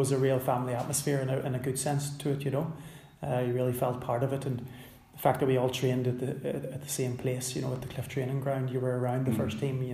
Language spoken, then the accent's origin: English; Belfast, Northern Ireland, United Kingdom; I grew up in West Belfast